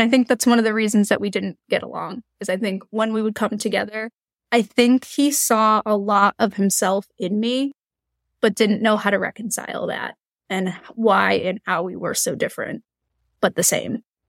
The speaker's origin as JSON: {"language": "English", "region": "Eastern Massachusetts", "country": "United States", "said": "the area that we're from, Eastern Massachusetts"}